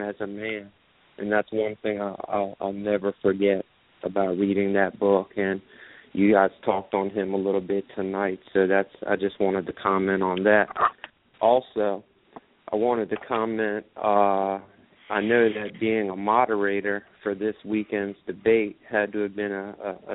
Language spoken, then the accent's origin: English; Prince George's County, Maryland, United States; I'm from Prince George's County here in Maryland